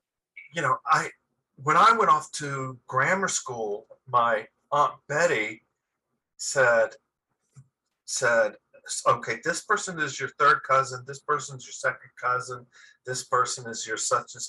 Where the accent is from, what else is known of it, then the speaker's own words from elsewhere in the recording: Atlanta, Georgia, United States; It was Southern Baptist. And, my neighborhood in Atlanta that I grew up in was like the Catholic Jewish ghetto. And it was Catholic and Jewish families.